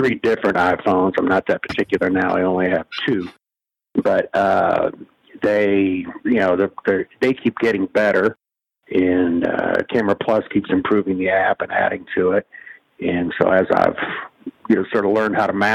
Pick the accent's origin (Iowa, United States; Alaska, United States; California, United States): Iowa, United States; also born or lived in Kansas / New York / Los Angeles / Cleveland; now in Las Vegas, United States; I grew up in the Midwest. I was born in Kansas, but grew up in Iowa mostly